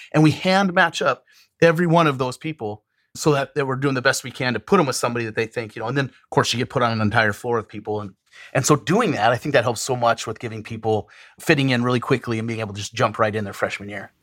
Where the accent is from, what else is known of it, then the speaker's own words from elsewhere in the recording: Western Montana, United States; moved away as an adult; now in Terre Haute, United States; I was born and raised in Western Montana